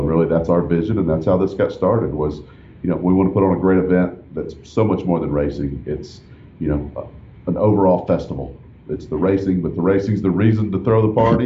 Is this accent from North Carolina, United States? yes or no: no; Nashville, Tennessee, United States; also born or lived in Austin, Texas; I am from Nashville